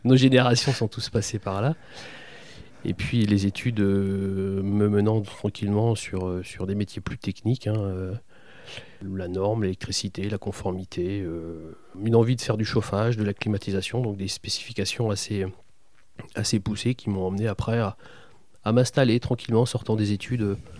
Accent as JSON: {"language": "French", "town": "Besançon", "region": "Bourgogne-Franche-Comté", "country": "France", "moved": "yes", "lives_now": "Châteauroux, France", "said": "je suis bisontin exactement, je suis né à Besançon"}